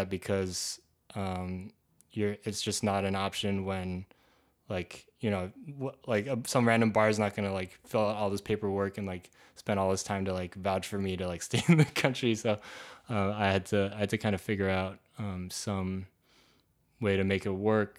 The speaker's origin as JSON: {"language": "English", "country": "Canada", "moved": "yes", "lives_now": "United States", "said": "I'm Canadian as well"}